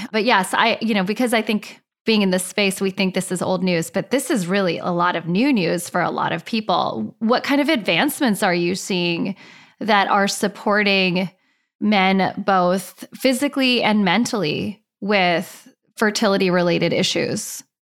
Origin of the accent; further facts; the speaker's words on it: Laguna Beach, California, United States; I grew up in Laguna Beach.